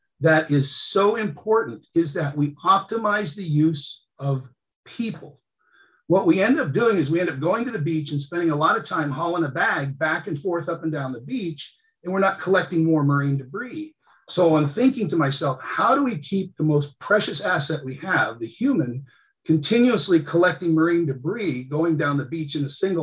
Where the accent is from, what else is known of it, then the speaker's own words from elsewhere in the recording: Cordova, Alaska, United States; I grew up in Cordova, Alaska